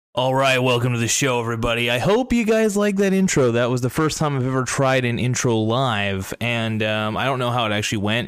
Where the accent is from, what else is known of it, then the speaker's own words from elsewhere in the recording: United States; I'm an American.